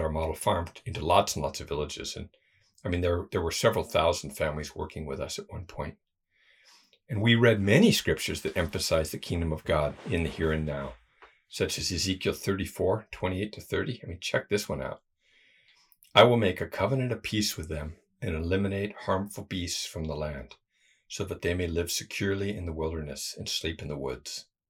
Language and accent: English; United States; moved away; being American